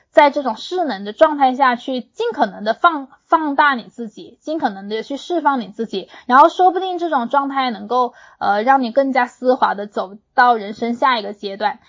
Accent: Hunan, China; 因为我在湖南长大的，我身边的那些小姐妹，湖南女孩子的地位还挺高的

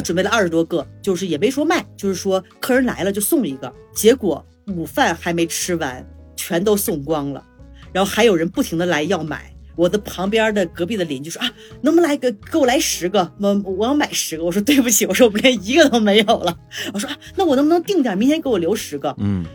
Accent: China; now in Mexico

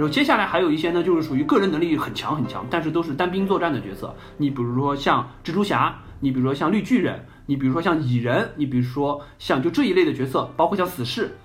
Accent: China; 因为我们中国人一直说

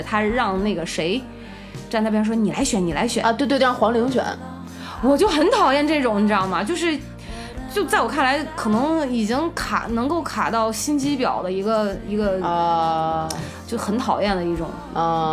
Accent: Qingdao, Shandong, China; 我是青岛人

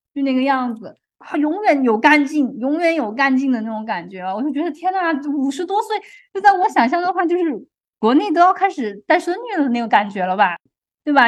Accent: China; moved away as an adult; now in Canada; 我们中国人的数学比他们学得要深嘛

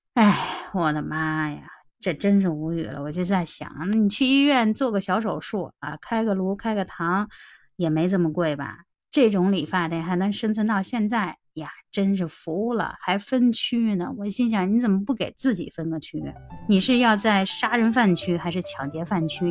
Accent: Beijing, China; 我是北京的大妞儿

